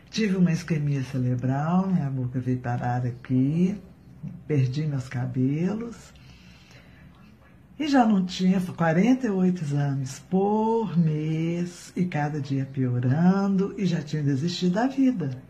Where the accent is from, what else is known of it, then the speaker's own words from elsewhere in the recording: Divinópolis, Minas Gerais, Brazil; sou de Divinópolis, Minas Gerais. Tenho 60 anos